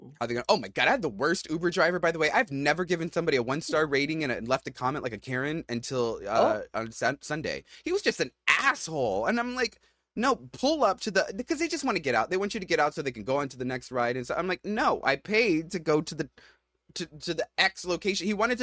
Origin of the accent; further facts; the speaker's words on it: New York, United States; we're very open and relaxed and we're from New York, you know, we just love is love